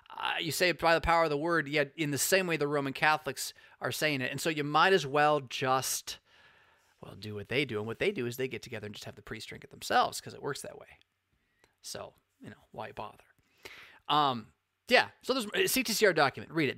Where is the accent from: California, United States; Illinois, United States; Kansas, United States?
California, United States; I am from Cali